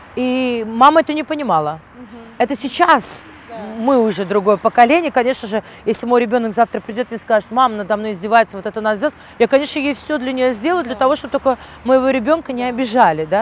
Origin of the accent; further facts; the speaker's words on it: Uzbekistan; moved away; also born or lived in London; я настолько скучала по своей стране